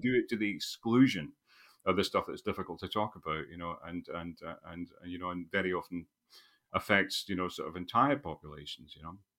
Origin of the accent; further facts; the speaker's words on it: Scotland, United Kingdom; also born or lived in England; a Scottish nationalist or a patriot